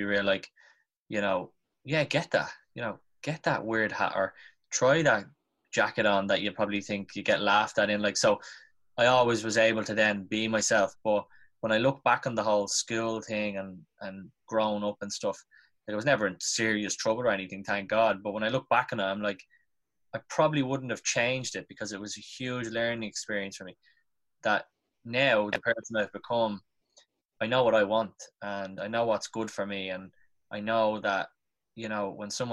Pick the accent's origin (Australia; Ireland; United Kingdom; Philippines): Ireland; Dublin, Leinster; I'm from South Dublin, like Crumlin and Drimna